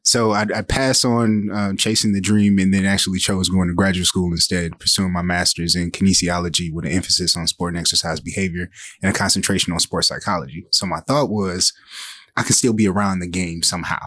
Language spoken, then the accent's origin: English; Saginaw, Michigan, United States; I'm originally from Saginaw, Michigan, uh, born and raised